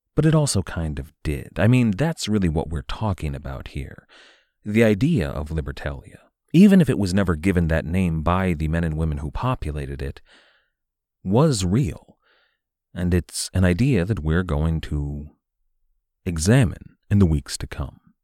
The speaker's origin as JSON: {"language": "English", "country": "United States", "said": "as an American"}